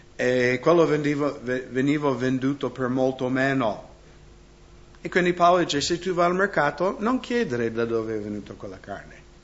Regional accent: United States; now in Italy; io vengo dagli Stati Uniti

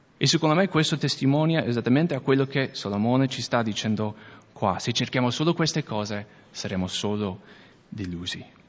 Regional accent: United States; accent: American; Italian is a second language; now in Veneto, Italy; io sono americano, se non avete già sentito l'accento.

